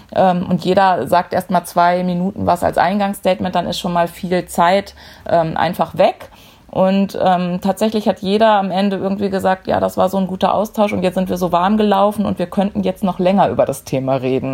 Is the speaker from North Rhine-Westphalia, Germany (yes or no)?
yes; Dortmund, North Rhine-Westphalia, Germany; 42 Jahre, komme aus Dortmund, bin in der Fanszene von Borussia Dortmund verwurzelt